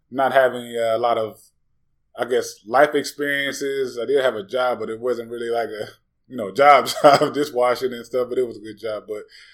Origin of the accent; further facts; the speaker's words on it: Gary, Indiana, United States; I'm originally from Northwest Indiana, Gary, Maryville area.